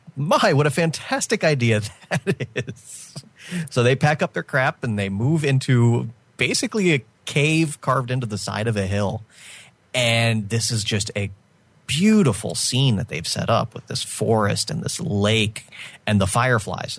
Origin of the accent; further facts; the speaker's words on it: United States; as an American